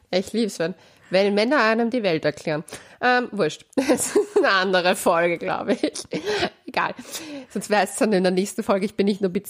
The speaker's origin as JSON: {"language": "German", "region": "Vienna", "country": "Austria", "said": "Hier möchte ich erwähnen, dass Leopoldau, glaube ich, in Wien liegt."}